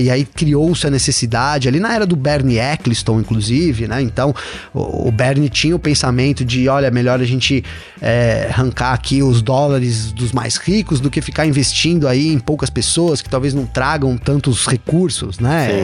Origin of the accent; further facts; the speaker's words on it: São Bernardo do Campo, São Paulo, Brazil; eu sou de São Bernardo também, a Volks é aqui